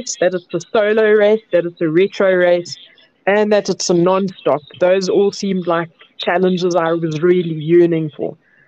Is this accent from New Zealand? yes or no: no; South Africa; I grew up inland in South Africa